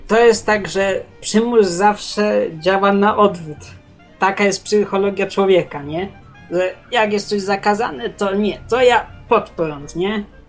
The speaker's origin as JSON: {"language": "Polish", "country": "Poland", "tie": "born or raised there", "said": "Urodziłem się w Polsce"}